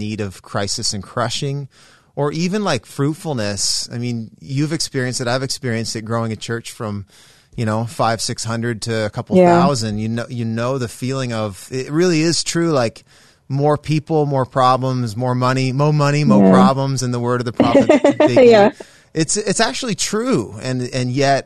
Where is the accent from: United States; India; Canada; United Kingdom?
Canada; As a Canadian